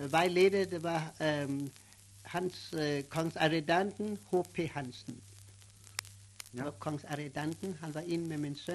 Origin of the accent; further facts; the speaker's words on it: Charlotte Amalie, U.S. Virgin Islands; moved away as an adult; now in Copenhagen, Denmark; Ja, jeg, er fik på St. Thomas, Charlotte Amalia. Fik på Frenchman Hill.